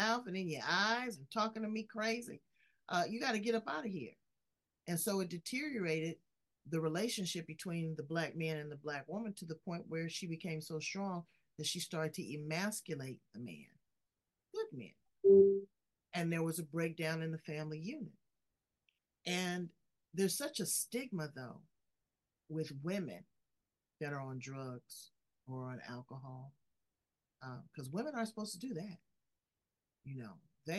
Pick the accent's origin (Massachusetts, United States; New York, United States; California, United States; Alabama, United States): California, United States; Los Angeles; I'm from South Central LA.